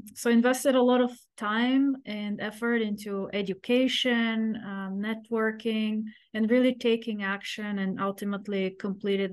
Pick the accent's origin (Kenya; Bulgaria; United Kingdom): Bulgaria; moved away as an adult; now in United States; So I grew up in Eastern Europe behind the Iron Curtain